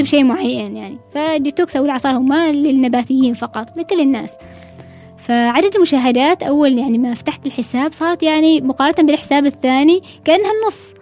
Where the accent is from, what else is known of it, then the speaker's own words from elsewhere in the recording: Oman; نحن طبعا العمانيين